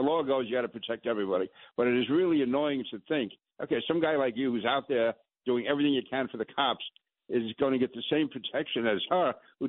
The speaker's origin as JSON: {"language": "English", "town": "New York City", "region": "New York", "country": "United States", "tie": "born or raised there", "said": "I grew up in the Sunnyside right next to Astoria."}